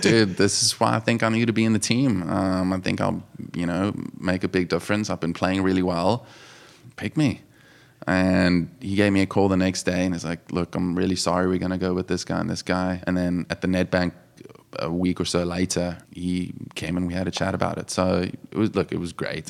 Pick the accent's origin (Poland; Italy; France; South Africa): South Africa; moved away as an adult; also born or lived in Johannesburg, South Africa; now in Jupiter, United States; With being a small country, we're all, you know, p, very patriotic